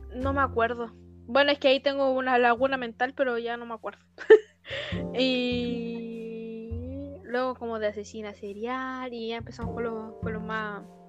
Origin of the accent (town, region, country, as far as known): Chile